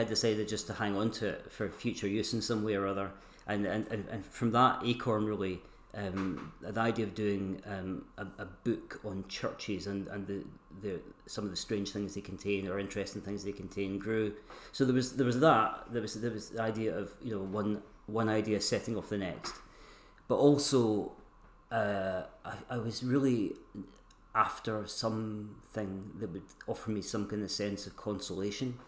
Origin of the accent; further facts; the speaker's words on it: Stirling, Scotland, United Kingdom; I was born in Stirling and... spent the first part of my life there